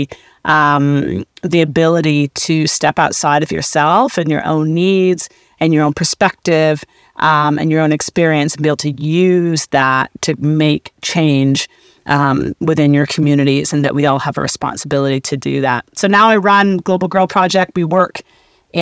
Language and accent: English; Canada; I'm Canadian. I grew up in a small town, an all-white town